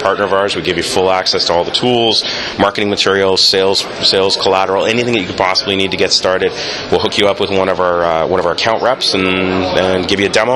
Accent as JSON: {"language": "English", "country": "Canada", "said": "I'm a Canadian."}